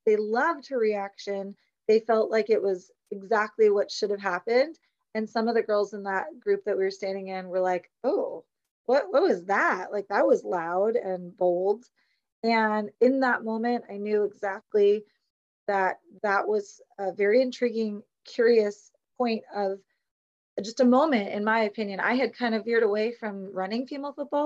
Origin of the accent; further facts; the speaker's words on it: San Jose, California, United States; I'm from the South Bay, San Jose